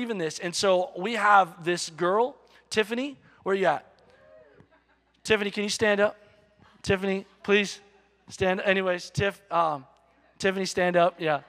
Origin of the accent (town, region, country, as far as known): United States